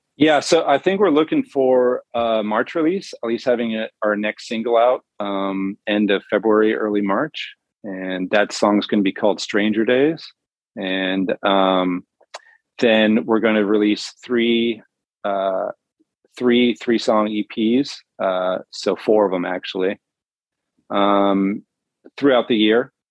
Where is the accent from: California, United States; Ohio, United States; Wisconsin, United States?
California, United States; San Diego; now in Las Vegas, United States; I'm from San Diego.